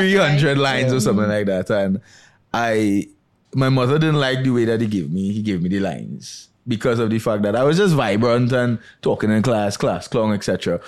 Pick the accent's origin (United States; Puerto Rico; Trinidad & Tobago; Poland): Trinidad & Tobago; born or raised there